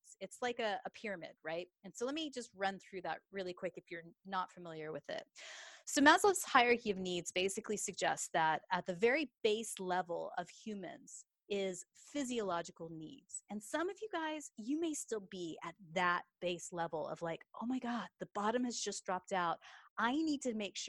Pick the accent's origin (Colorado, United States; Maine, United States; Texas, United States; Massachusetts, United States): Texas, United States; now in England; as you can tell from my accent, I am a Texas girl, but I actually live in England.